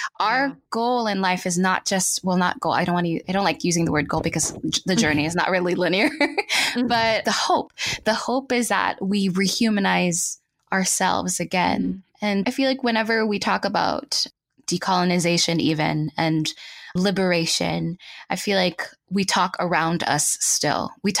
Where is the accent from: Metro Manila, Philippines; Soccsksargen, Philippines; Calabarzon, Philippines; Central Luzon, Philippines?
Calabarzon, Philippines; Los Baños; So I was born and raised in the Philippines. I was in Los Baños, Laguna.